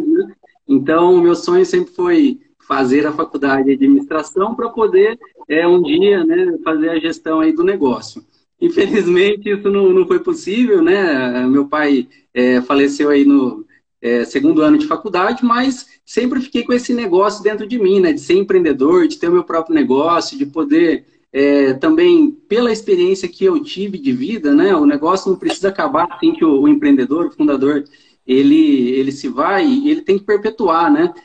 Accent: Tambaú, São Paulo, Brazil; now in Ribeirão Preto, Brazil; Eu sou da cidade de Tambaú, que é aqui perto

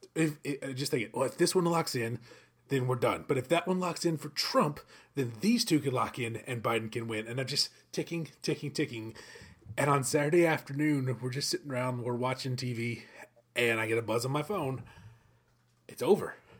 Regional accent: American South, United States; we grew up in the American South, in the Bible Belt

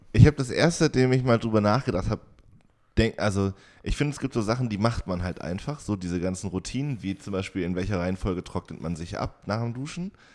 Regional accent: Jena, Thuringia, Germany; now in Oldenburg, Germany; ich bin da ja komplett aufgewachsen

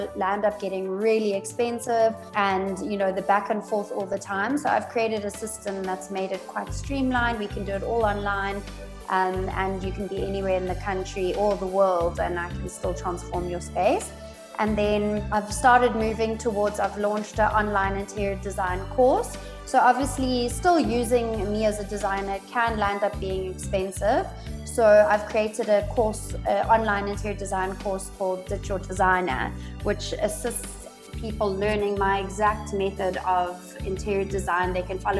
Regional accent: Johannesburg, Gauteng, South Africa; also born or lived in Stellenbosch / Cape Town / Australia; I was born in Joburg, was raised here in Joburg

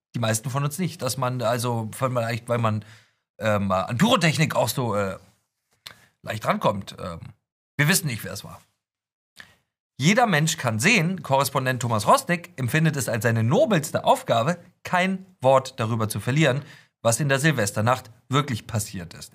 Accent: Hamburg, Germany; ich komme aus Hamburg

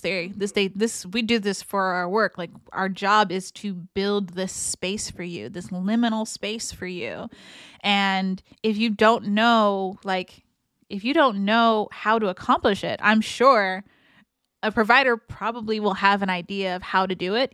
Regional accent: San Francisco, California, United States; growing up in San Francisco

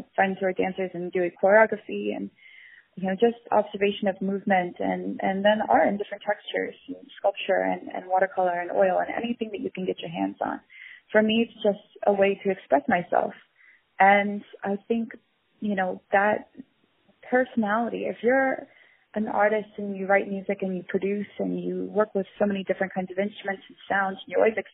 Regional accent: Florida, United States; also born or lived in Dallas, Texas; I grew up in Florida, close to the Everglades in a small town. I was born in Dallas

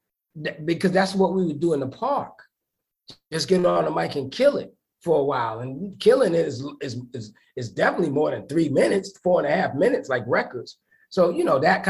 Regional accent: New York City, New York, United States; I'm from the East New York section of Brooklyn.

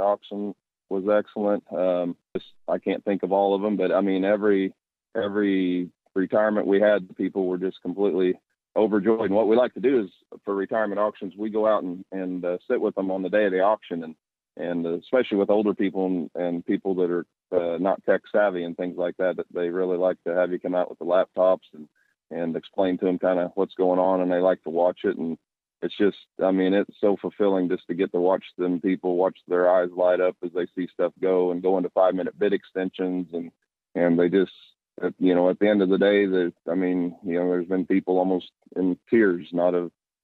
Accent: Galva, Kansas, United States; I'm from Galva, Kansas. Grew up here, been here 56 years

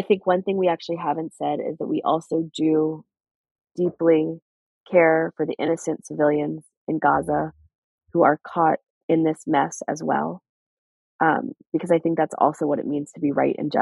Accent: United States; as American Jews

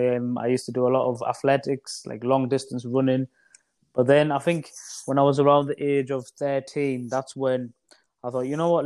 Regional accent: Middlesbrough, North East England, United Kingdom; a small town called Middlesbrough in the northeast of England.

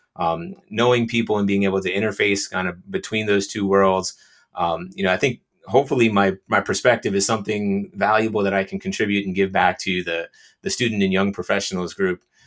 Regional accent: New Jersey, United States; also born or lived in Australia; I was born and raised in New Jersey, so I've lived in New Jersey

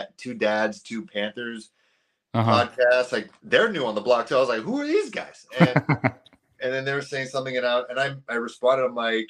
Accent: Canada

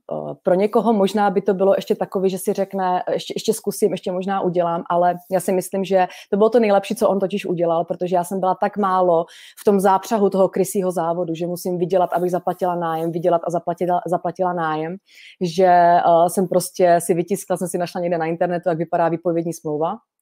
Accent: Šumperk, Olomouc Region, Czechia; jsem fakt chtěla být z toho šumperka, kde jsem se narodila

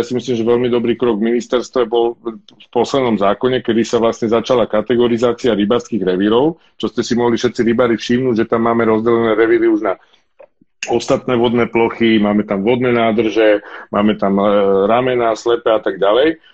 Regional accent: Bratislava, Bratislava Region, Slovakia; s bratom u nás v Petržalke na chorvátskom ramene, na veľkom dražďaku

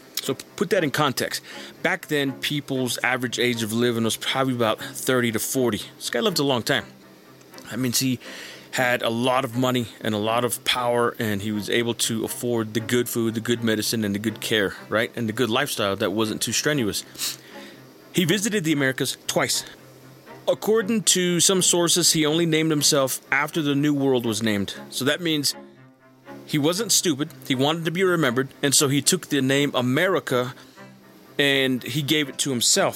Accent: a reservation in New Mexico, United States; as a Native person uh, who was born and raised on a reservation in New Mexico

